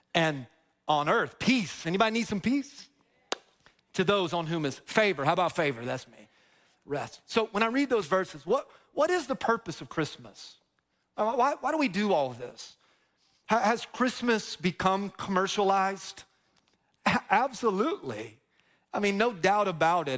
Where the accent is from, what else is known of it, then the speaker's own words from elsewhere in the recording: Dover, Florida, United States; also born or lived in Plant City, Florida / Tampa, Florida; I grew up in Dover, which is like the, the country of Plant City. And I grew up on this long dirt road, Feetsway Road in Dover, Florida